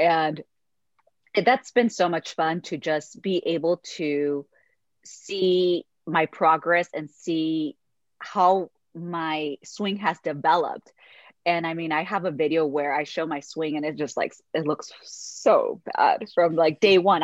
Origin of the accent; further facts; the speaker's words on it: Mexico; moved away; I grew up really poor and I'm originally from Mexico. So I'm a Mexican immigrant